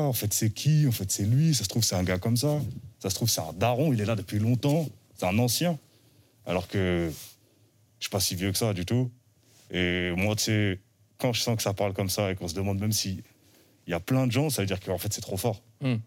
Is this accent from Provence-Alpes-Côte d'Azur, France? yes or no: no; Île-de-France, France; je suis un rappeur du 91.